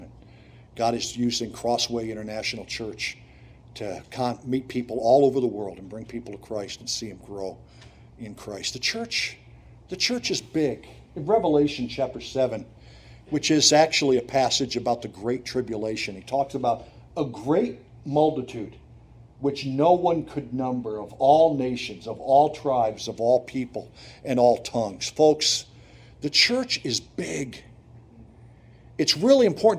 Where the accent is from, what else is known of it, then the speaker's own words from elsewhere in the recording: Montrose, Pennsylvania, United States; moved away as an adult; also born or lived in Ypsilanti, Michigan; I grew up in Montrose and Susquehanna County